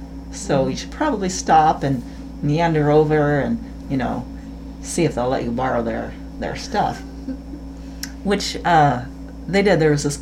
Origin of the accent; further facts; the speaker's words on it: Fresno, California, United States; moved away; I grew up in Fresno, and every year we get this really bad winter fog.